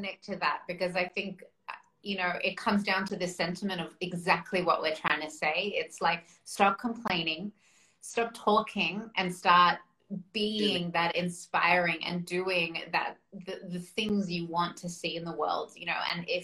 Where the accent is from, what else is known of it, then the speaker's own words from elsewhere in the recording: Australia; I was born in Australia, but my heritage, like my background is we're Russian